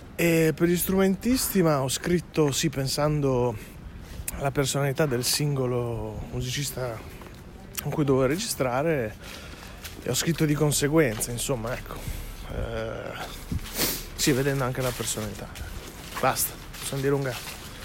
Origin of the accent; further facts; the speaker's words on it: Minerbio, Emilia-Romagna, Italy; also born or lived in Bentivoglio; now in Ferrara, Italy; sono cresciuto in banda a Minerbio, del mio paese